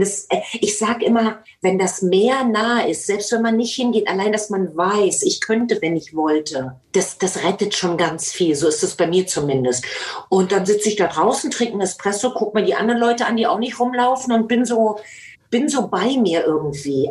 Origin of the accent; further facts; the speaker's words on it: Germany; Ich bin ja in der DDR groß geworden